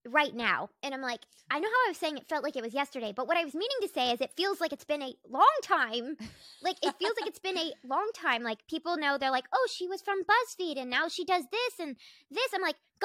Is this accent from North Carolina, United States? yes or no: yes; North Carolina, United States; I was like from North Carolina, from the rural woods. Like, I was, I grew up like with cows and chickens, and I grew up in like the Bible Belt of the East Coast.